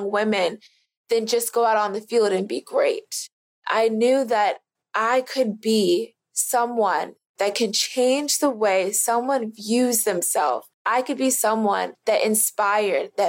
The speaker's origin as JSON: {"language": "English", "region": "Florida", "country": "United States", "said": "I'm from Florida"}